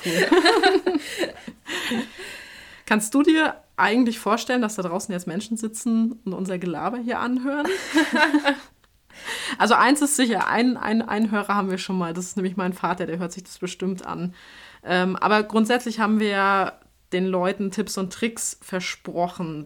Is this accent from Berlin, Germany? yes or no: no; Schwerin, Mecklenburg-Vorpommern, Germany; moved away; also born or lived in Bavaria; ich habe ja lange Zeit in Bayern gewohnt, komme aber tatsächlich ursprünglich aus Norddeutschland. Also ich bin in Schwerin geboren, in Mecklenburg-Vorpommern